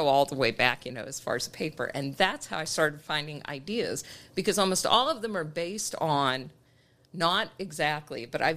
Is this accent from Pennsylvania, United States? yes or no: yes; Pittsburgh, Pennsylvania, United States; moved away as an adult; I'm from Pittsburgh area, right outside of Pittsburgh